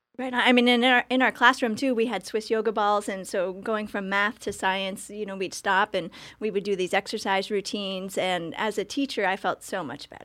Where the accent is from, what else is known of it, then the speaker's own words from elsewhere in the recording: Orwigsburg, Pennsylvania, United States; Orwigsburg, so Schuylkill County, Pennsylvania